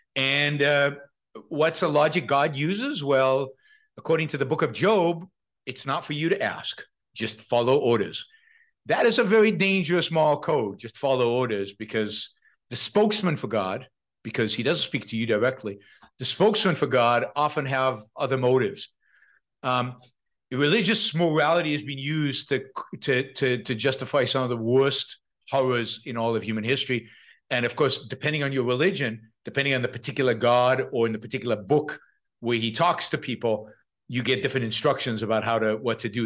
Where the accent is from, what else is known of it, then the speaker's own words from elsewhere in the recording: Israel; moved away; I, I come from Israel, tiny little country. It has a draft.